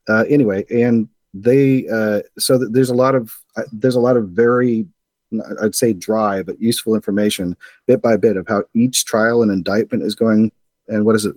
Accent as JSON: {"language": "English", "town": "Arcata", "region": "California", "country": "United States", "tie": "born or raised there", "said": "I'm from Arcata"}